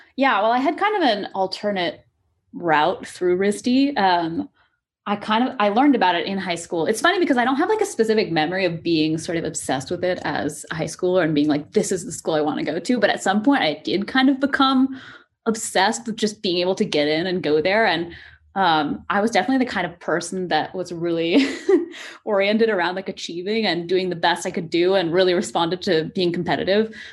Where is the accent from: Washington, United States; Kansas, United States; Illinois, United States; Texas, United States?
Washington, United States; coast of; moved away as an adult; also born or lived in New York; now in Seattle, United States; I kind of grew up, uh, all, all up and down the, the coast of Washington.